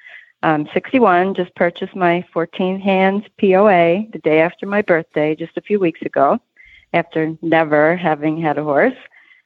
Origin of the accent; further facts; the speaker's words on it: Philadelphia, Pennsylvania, United States; The only other experience I'd ever had was to ride a horse in Philly, Pennsylvania, my hometown, when I was 16, and I got bucked off.